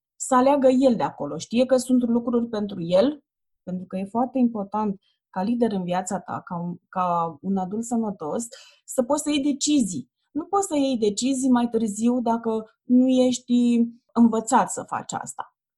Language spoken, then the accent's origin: Romanian; Ploiești, Prahova, Romania; eu sunt din Ploiești și am făcut naveta asta zilnic